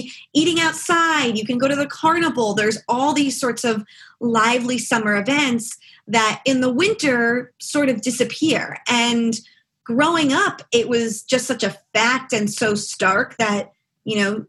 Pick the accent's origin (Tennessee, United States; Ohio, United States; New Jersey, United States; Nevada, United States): New Jersey, United States; Freehold; moved away as an adult; also born or lived in Tromsø, Norway / Scotland; I'm from the town where Bruce Springsteen is from